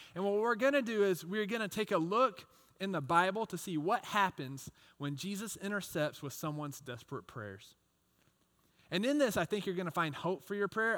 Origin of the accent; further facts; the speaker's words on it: Texas, United States; I grew up in Texas, and I was a big baseball fan